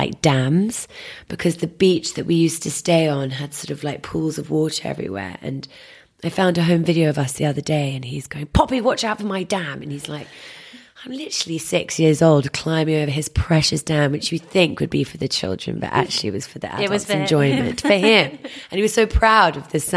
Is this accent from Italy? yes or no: no; London, United Kingdom; I grew up in Wandsworth on a common